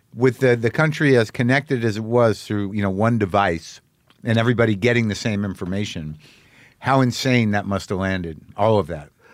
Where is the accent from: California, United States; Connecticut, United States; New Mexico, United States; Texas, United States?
New Mexico, United States; I grew up in New Mexico